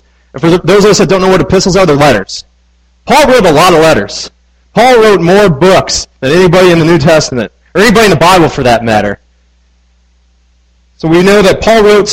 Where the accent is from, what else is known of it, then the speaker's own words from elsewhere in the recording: Midwest, United States; now in Manassas, United States; I grew up in the Midwest.